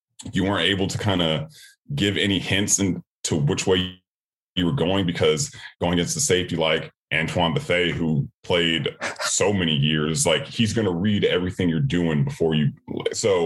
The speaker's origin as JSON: {"language": "English", "town": "Sacramento", "region": "California", "country": "United States", "also_born_or_lived": "Miami", "moved": "as an adult", "said": "I'm from Sacramento, California, and my school wasn't like a huge football school"}